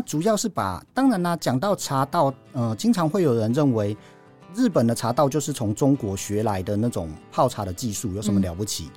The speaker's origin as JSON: {"language": "Chinese", "country": "Taiwan", "said": "我们台湾人"}